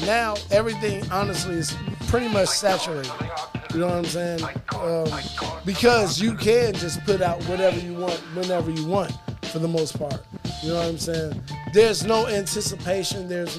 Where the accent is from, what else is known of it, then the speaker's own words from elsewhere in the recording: Chicago, Illinois, United States; why would I say what I'm saying from Chicago with the movement in something that originates in California to somebody who was raised in Virginia?